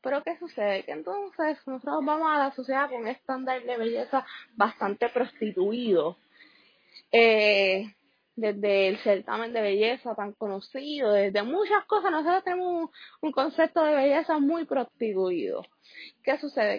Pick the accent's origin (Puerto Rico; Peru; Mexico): Puerto Rico; los Estados Unidos, en el cual nosotros somos una colonia, o sea, nosotros no tenemos los derechos de un Estado